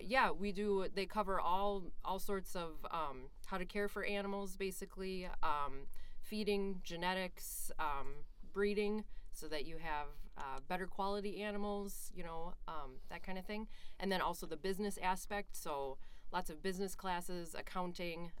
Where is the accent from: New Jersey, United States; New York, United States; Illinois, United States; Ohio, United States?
Ohio, United States; northeast of Cleveland; also born or lived in Bozeman, Montana; now in Minnesota, United States; I grew up in Ohio, uh, northeast of Cleveland, mm-hmm. and I grew up on a dairy farm